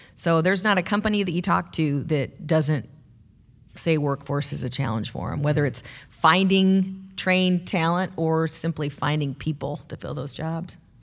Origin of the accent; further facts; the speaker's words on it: Bettendorf, Iowa, United States; now in Cedar Rapids, United States; When I was a kid growing up in Bettendorf, I, I always thought of this as the big city